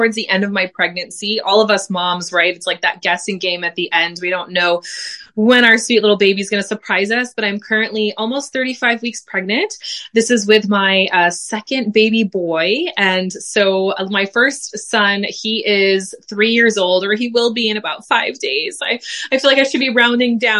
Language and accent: English; United States; moved away as an adult; now in Belgium; I am also an American mama living in Belgium.